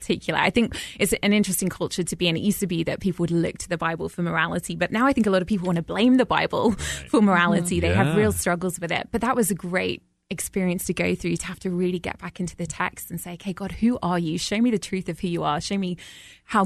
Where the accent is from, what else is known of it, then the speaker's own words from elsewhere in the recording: London, United Kingdom; accent: Brit; moved away as an adult; now in Atlanta, United States; I grew up in London, a little bit more of a secular country